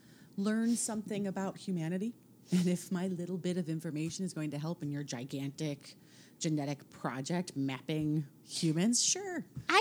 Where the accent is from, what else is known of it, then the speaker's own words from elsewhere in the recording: England, United Kingdom; Yes, being English. So we are both.